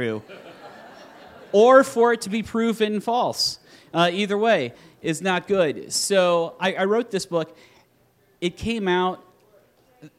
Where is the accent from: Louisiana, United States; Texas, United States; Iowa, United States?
Iowa, United States; I'm from Iowa.